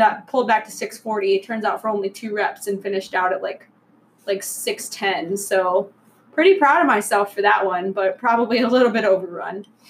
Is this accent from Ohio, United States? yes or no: yes; Toledo, Ohio, United States; I grew up in Toledo